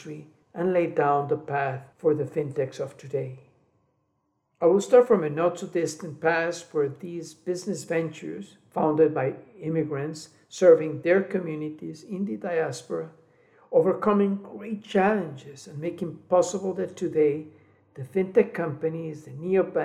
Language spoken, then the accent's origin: English; Colombia; moved away as an adult; also born or lived in Guatemala / United States / Cali, Colombia; I was born in Guatemala, raised in Colombia, and a migrant in the US for 3 decades